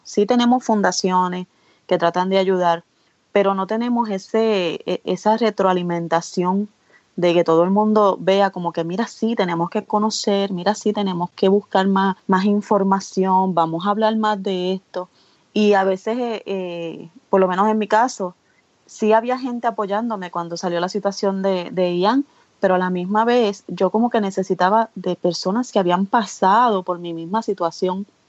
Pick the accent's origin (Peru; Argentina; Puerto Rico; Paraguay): Puerto Rico; soy de Puerto Rico